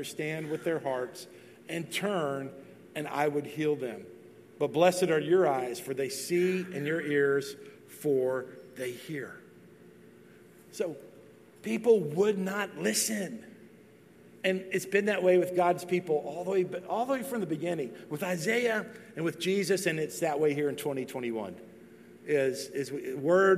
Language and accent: English; Texas, United States; moved away as an adult; now in Tennessee, United States; I'm from Texas. I've still lived most of my life in Texas. Even though we're going to cross the threshold pretty soon here, where it will be more years in Tennessee than Texas